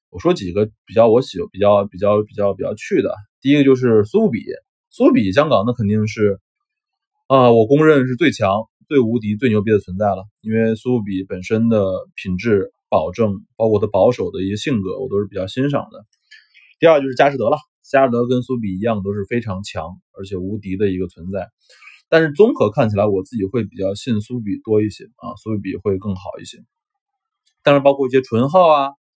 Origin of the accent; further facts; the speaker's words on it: Shenzhen, Guangdong, China; 我是深圳的嘛，啊，我是深圳人